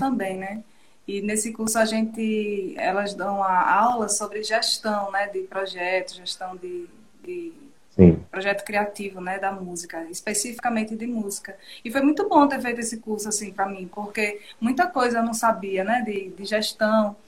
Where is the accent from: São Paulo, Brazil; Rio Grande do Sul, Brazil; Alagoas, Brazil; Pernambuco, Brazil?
Alagoas, Brazil; Feira Grande; also born or lived in Arapiraca; a Arapiraca é a cidade que eu nasci, mas o berço que eu fui criada foi Feira Grande